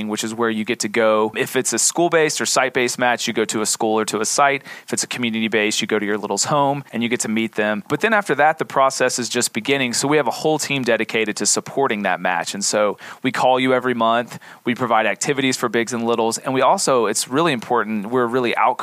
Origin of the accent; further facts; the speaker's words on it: East Tennessee, United States; moved away as an adult; I am from East Tennessee originally. I moved around the country a little bit, and my wife and I came back to this area about 3 years ago